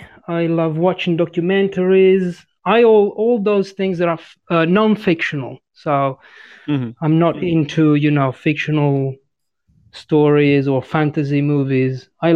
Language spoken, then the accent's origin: English; Italy; English is a second language; moved away as an adult; also born or lived in Australia / London / New Zealand / Cogliate, Lombardy; I'm from Italy. I live in a city, well, not a city, it's a town, a small town between Milan and Como. It's called Cogliate. And I was born in Italy. I then lived in Australia, London, New Zealand.